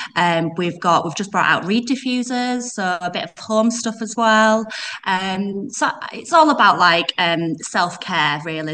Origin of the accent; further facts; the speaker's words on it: Yorkshire and the Humber, United Kingdom; accent: Yorkshire; I'm from West Yorkshire. Um, you probably pick it up from my accent. I've got Yorkshire accent